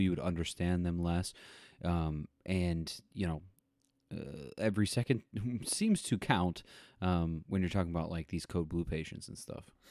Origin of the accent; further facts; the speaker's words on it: Tornado Alley, United States; also born or lived in Missouri; growing up in Tornado Alley myself